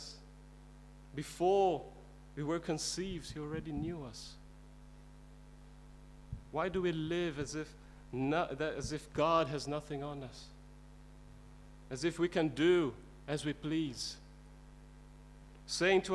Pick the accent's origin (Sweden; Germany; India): India; I was brought up in India, and in the Indian culture